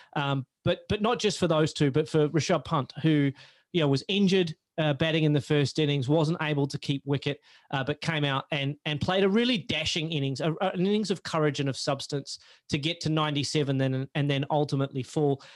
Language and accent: English; Australia; as an Australian fan